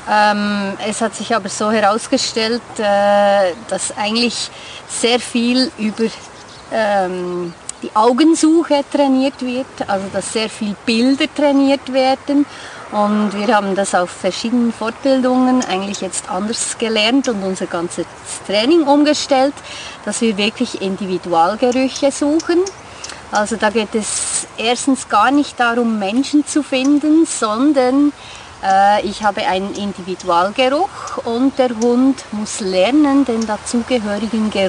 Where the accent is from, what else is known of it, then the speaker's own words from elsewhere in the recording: Bern, Switzerland; ich komme aus dem Kanton Bern in der Westschweiz.